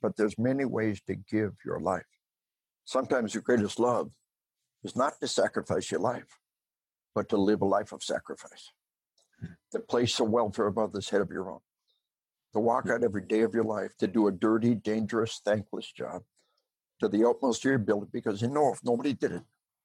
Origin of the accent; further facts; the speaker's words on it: Arkansas, United States; we are from Arkansas.